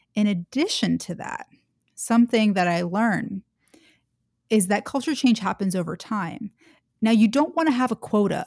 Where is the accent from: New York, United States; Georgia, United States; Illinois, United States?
Georgia, United States; Atlanta; moved away as an adult; also born or lived in Washington, D.C.; I grew up in Atlanta, Georgia, in the South